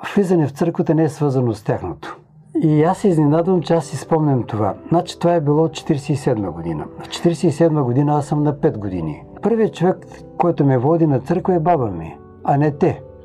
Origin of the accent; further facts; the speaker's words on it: Tutrakan, Silistra Province, Bulgaria; moved away; also born or lived in Dobrich; Моята прапрабаба е всъщност една от първите адвентистки в моя роден град Тутраган